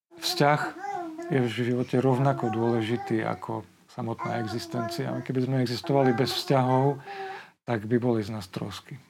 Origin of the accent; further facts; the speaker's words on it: Poprad, Prešov Region, Slovakia; also born or lived in Košice / Bratislava; detstvo ja som prežil v Poprade dve tretiny, tretinu v Košiciach